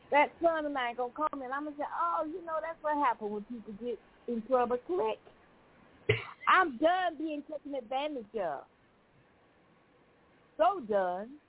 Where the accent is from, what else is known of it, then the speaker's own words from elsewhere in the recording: Missouri, United States; Because I'm from Missouri, I got to do what I want to do.